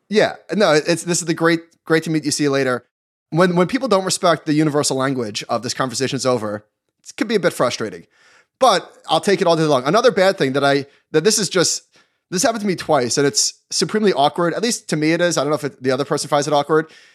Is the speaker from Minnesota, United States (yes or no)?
no; New York, United States; I'm a New Yorker